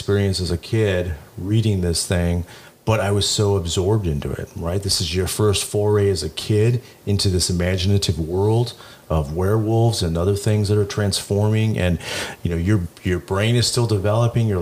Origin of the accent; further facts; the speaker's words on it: Santa Ana, California, United States; I grew up in Santa Ana